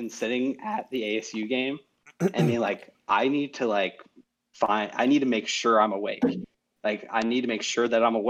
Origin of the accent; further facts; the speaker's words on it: Tucson, Arizona, United States; moved away; I grew up in Tucson.